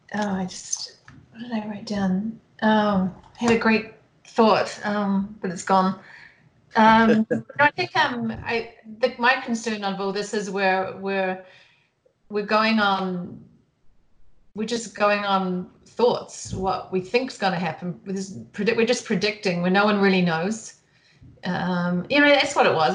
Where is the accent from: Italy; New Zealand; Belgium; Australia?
New Zealand; moved away as an adult; now in Bend, United States; I was born and raised in New Zealand, and ventured off after university and saw the world, and then ended up in the U.S.